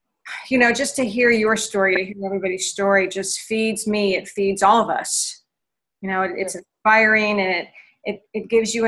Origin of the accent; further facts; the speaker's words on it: Portland, Oregon, United States; And I'm from Portland, Oregon, your global dance instructor and your transformational lifestyle coach, movement, momentum, and magic.